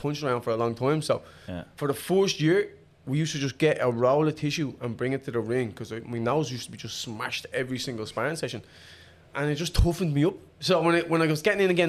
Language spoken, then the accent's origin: English; Dublin, Leinster, Ireland; I grew up in a place called Finglas